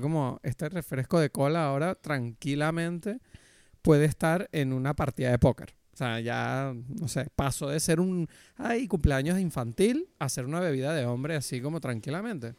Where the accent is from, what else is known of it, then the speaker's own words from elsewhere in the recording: Canary Islands, Spain; moved away as an adult; also born or lived in Madrid; desde que yo me mudé de Madrid a Canarias otra vez